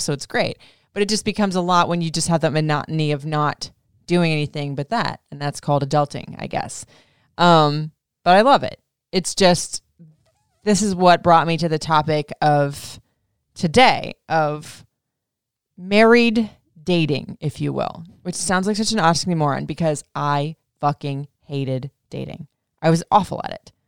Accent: Florida, United States; also born or lived in Memphis / Michigan; now in Maryland, United States; I grew up in Florida for like most of my life and then I was in like hotter states like Memphis. I did have one year stint in Michigan.

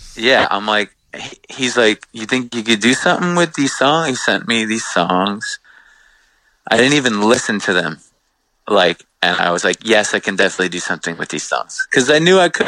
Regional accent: Long Island, New York, United States; we grew up on Long Island

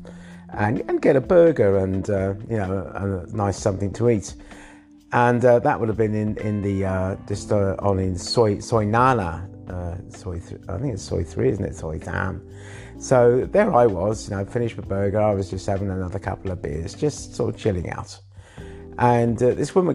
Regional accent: England, United Kingdom; now in Thailand; I was born in England

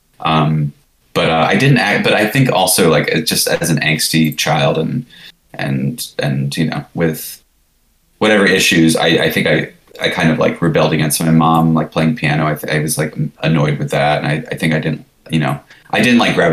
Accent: Florida, United States; moved away as an adult; now in New York City, United States; I grew up in Florida

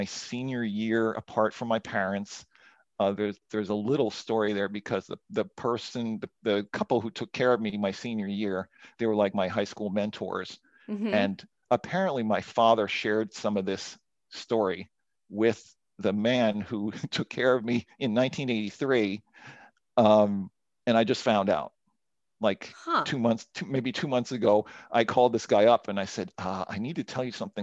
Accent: Montreal, Quebec, Canada; I was born in Montreal.

